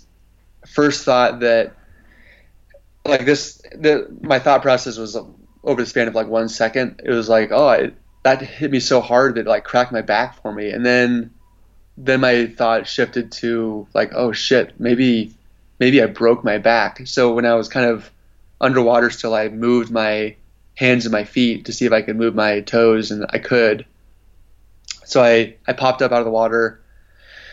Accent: Oregon coast, United States; I grew up surfing on the Oregon coast

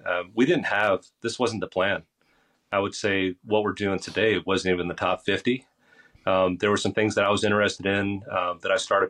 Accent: Basking Ridge, New Jersey, United States; moved away; also born or lived in Far Hills, New Jersey; I grew up in Far Hills, in Baskin Ridge. That would have been going home for me.

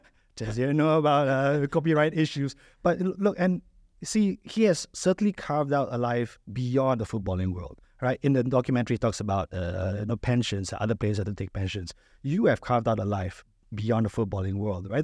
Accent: Malaysia; moved away as an adult; now in United Arab Emirates; I'm originally from Malaysia.

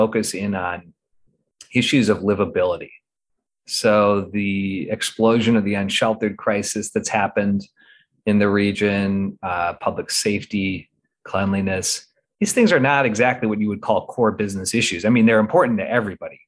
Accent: Midwest, United States; also born or lived in Northeast US; now in Portland, United States; growing up in the Midwest, living in the Northeast, and now settled here with a family in the Pacific Northwest

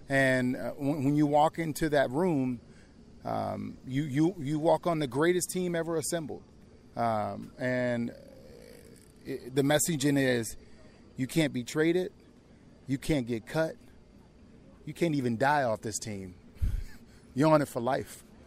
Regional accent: New Orleans, Louisiana, United States; born or raised there; moved away

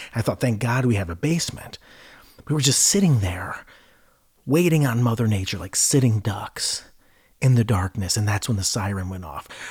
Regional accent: Ohio, United States; I grew up in Ohio

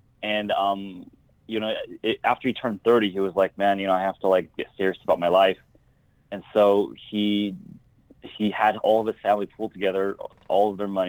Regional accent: Bay Area, California, United States; also born or lived in Taipei, Taiwan; I was actually born in Taipei, Taiwan, and I moved to the Bay Area when I was like 3 months old.

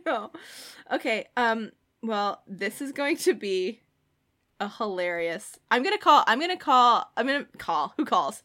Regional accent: Ireland; I'm Irish

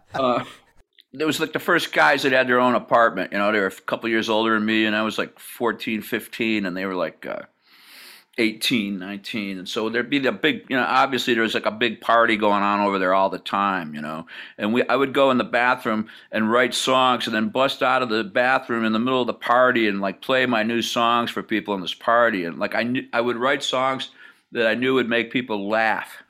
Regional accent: Hamburg, New York, United States; I grew up in Buffalo, south of Buffalo, in a place called Hamburg, New York

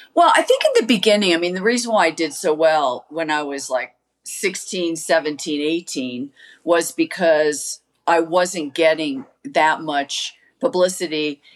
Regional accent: United States; I was from America

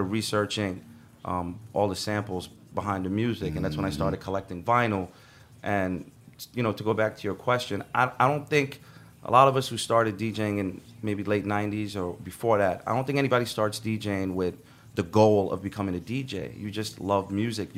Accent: Sudan; now in New York, United States; I'm from Sudan

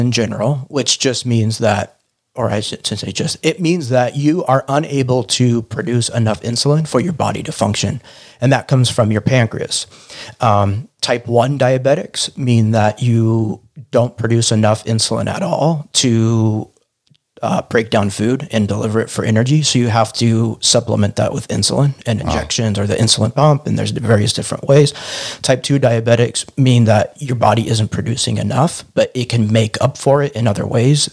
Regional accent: California, United States; I'm from California, grew up, born and raised

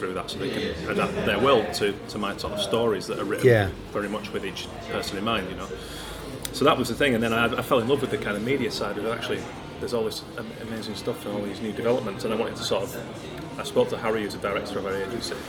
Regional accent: Keighley, Yorkshire and the Humber, United Kingdom; I grew up in Keighley just outside Bradford and Leeds originally.

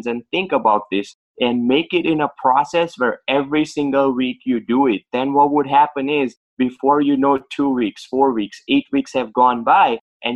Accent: India; now in Boston, United States; I was born and raised in India

